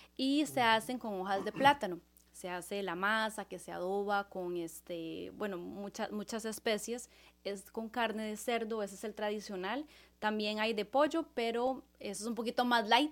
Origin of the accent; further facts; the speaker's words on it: Costa Rica; moved away; yo soy de Costa Rica